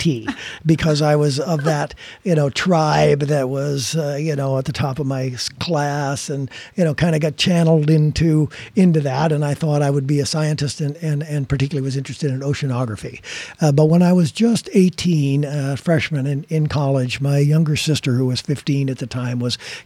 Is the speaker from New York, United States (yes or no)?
no; Rockford, Illinois, United States; my hometown, which is Rockford, Illinois